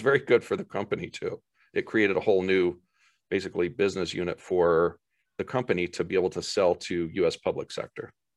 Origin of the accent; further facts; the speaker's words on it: Boise, Idaho, United States; my hometown area of Boise